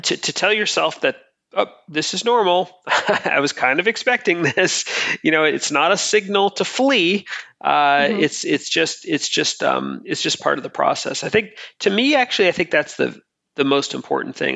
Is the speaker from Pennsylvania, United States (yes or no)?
no; Boston, Massachusetts, United States; I'm from Boston in the United States